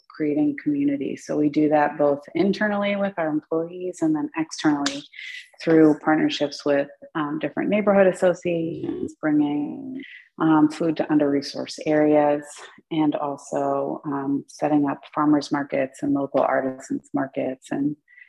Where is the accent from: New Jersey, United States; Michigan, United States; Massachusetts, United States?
New Jersey, United States; Growing up in New Jersey